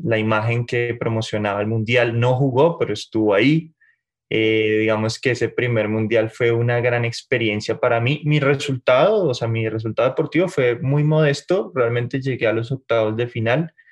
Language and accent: Spanish; Bogotá, Colombia; moved away as an adult; also born or lived in Mexico City, Mexico; now in Mexico; Yo soy bogotano, de la capital.